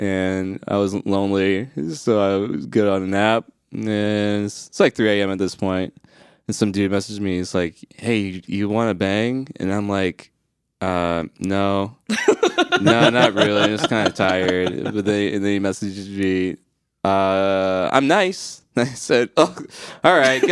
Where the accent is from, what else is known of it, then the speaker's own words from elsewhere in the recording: Michigan, United States; I'm from Michigan too. What's our accent?